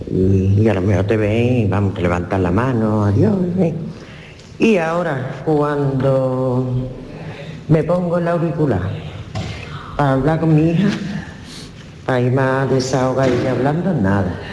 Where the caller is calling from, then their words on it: Seville, Andalusia, Spain; de Sevilla.